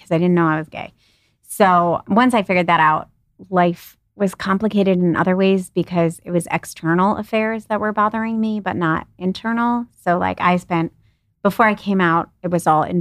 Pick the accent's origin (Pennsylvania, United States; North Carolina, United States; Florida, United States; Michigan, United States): Michigan, United States; Ann Arbor; I grew up in Ann Arbor